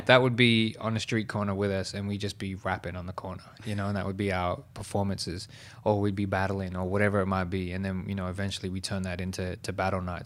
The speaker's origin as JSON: {"language": "English", "town": "Liverpool", "region": "New South Wales", "country": "Australia", "tie": "born or raised there", "said": "I used to host battles in Southwest Sydney where I was born and raised in Liverpool"}